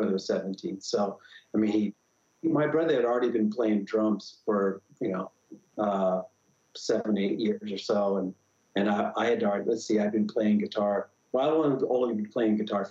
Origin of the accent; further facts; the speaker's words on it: Santa Clara, California, United States; moved away as an adult; also born or lived in Marin County, California; now in Utah, United States; I grew up in Santa Clara, California, which is now Silicon Valley